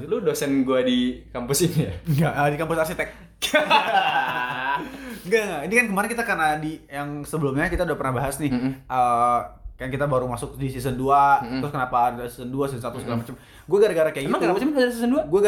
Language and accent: Indonesian; Bandung, West Java, Indonesia; Gue stay di Bandung.